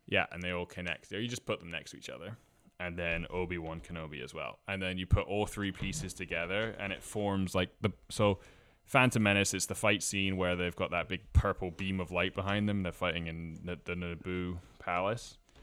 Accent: Scotland, United Kingdom; moved away as an adult; also born or lived in Toronto, Canada; now in Halifax, Canada; I'm originally from Scotland, and I play the bagpipes

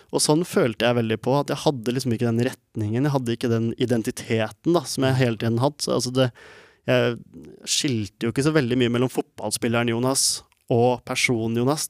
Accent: Norway; jeg er født i Norge med ikke en rik familie i det hele tatt, men en vanlig norsk familie

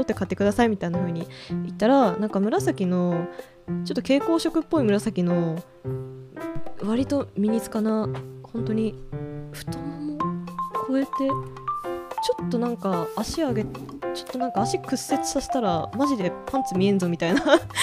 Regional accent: Hokkaido, Japan; 実家の近くにアイヌアイヌの資料館が

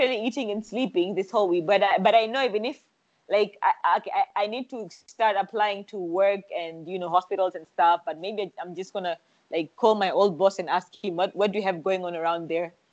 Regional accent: Zanzibar, Tanzania; also born or lived in Dar es Salaam, Tanzania; I am from Zanzibar.

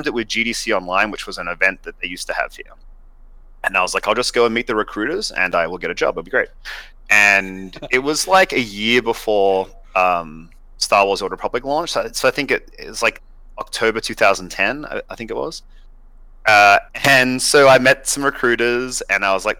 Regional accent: Sydney, New South Wales, Australia; moved away; So I'm from Australia originally. I grew up in Sydney.

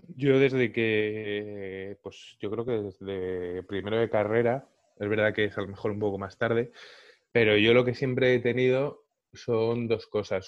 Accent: Madrid, Community of Madrid, Spain; nací, crecí y vivo en Carabanchel.

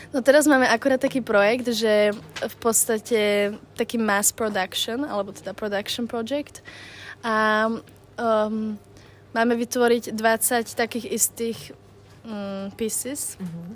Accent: Slovakia; moved away as an adult; also born or lived in Bratislava; now in London, United Kingdom; chcel sa mi odísť zo Slovenska

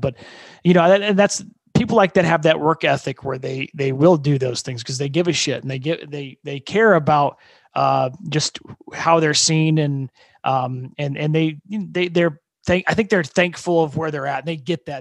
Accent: Fort Wayne, Indiana, United States; moved away as an adult; now in Austin, United States; my hometown is uh, Fort Wayne, Indiana, and uh, growing up there

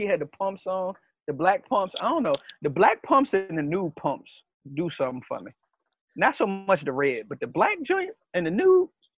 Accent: Richmond, Virginia, United States; I'm not calling Meg a bitch. I'm from Richmond. That's the jargon we use.

